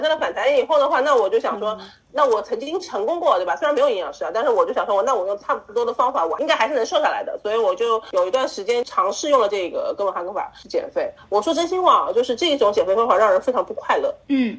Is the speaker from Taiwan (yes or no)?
no; China; 我们中国人